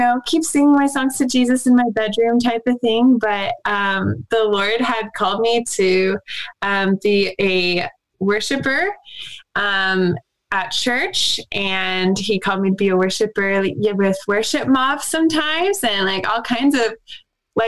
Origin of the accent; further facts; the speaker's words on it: Southwest Missouri, United States; I actually grew up in a little town in Southwest Missouri